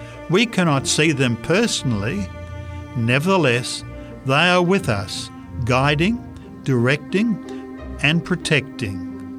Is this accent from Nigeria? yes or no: no; Canada; I was prepared for the cold. I am a Canadian.